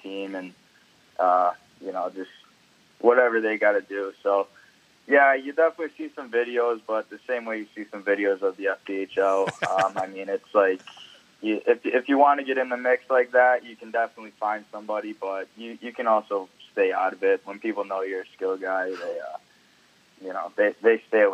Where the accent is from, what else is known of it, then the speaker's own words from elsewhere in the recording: Niagara Falls, New York, United States; I grew up in Niagara